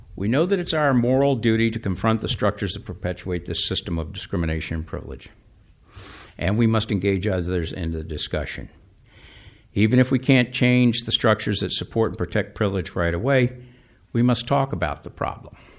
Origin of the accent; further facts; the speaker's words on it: Atlanta, Georgia, United States; growing up in Atlanta